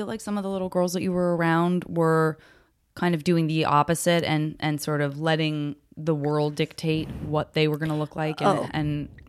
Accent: Arizona, United States; I'm like, I'm from Arizona.

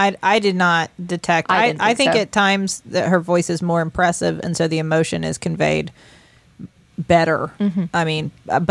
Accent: West Virginia, United States

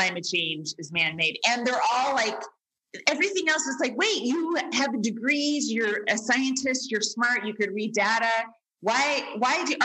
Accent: Bay Area, California, United States; moved away; my hometown

